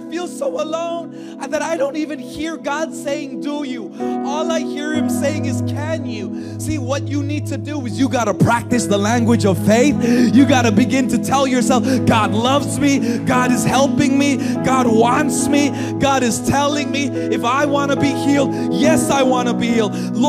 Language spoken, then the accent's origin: English; California, United States; accent: Californian; also born or lived in Hawaii; now in Philippines; See, when I came here into the Philippines, I had my Californian accent, right? Like, before I moved to Hawaii, my California, I can't even do the California accent anymore